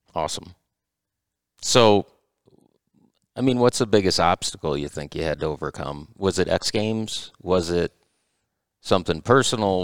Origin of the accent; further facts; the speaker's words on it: Michigan, United States; we're from Michigan